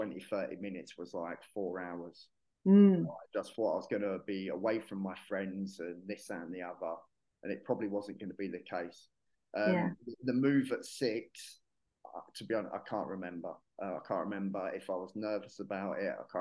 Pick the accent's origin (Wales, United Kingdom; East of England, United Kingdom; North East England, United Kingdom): East of England, United Kingdom; Hertfordshire; moved away as an adult; also born or lived in Yorkshire / Manchester; now in Marbella, Spain; I was born in Yorkshire. I grew up in Hertfordshire.